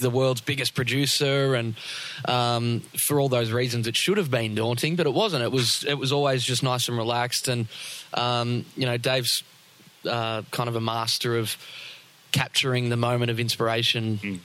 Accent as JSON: {"language": "English", "town": "Melbourne", "region": "Victoria", "country": "Australia", "tie": "born or raised there", "said": "I grew up a lot closer to the city."}